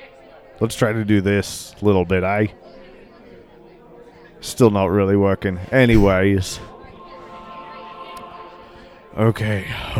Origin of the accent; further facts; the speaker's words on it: Australia; We're both from Australia. We should really know why, but we both don't.